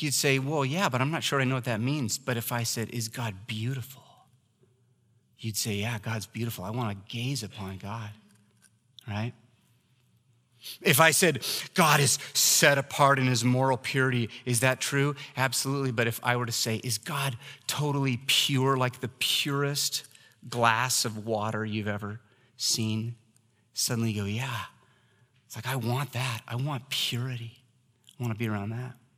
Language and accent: English; Oregon, United States; I was raised in Oregon